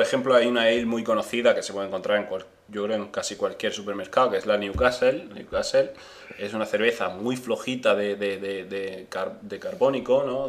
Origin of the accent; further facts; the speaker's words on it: eastern Andalusia, Spain; A nosotros, lo de la zona este, la zona oriental.